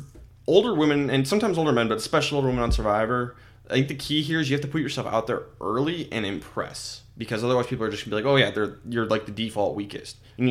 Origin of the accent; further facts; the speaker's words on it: Minnesota, United States; We're all from Minnesota